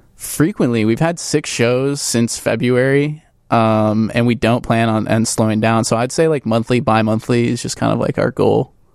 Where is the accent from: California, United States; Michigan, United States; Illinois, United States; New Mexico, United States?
Illinois, United States; Crystal Lake; moved away; I'm, uh, initially from Crystal Lake, Illinois, a northwest suburb